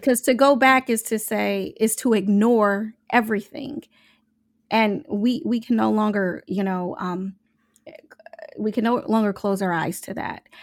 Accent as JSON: {"language": "English", "town": "Omaha", "region": "Nebraska", "country": "United States", "said": "I'm from Omaha, Nebraska."}